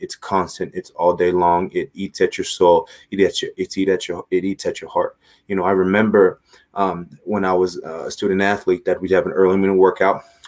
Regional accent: Los Angeles, California, United States; moved away; I'm from Los Angeles

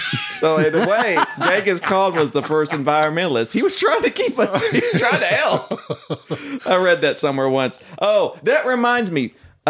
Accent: Oklahoma, United States; growing up in Oklahoma

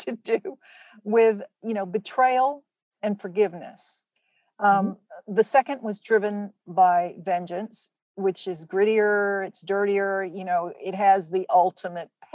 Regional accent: Atlanta, Georgia, United States; I was born and raised in Atlanta.

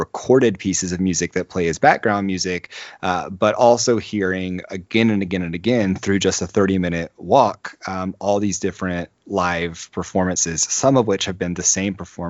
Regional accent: United States; as an American

